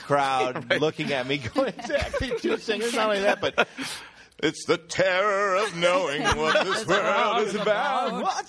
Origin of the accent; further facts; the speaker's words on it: Ireland; We're Irish.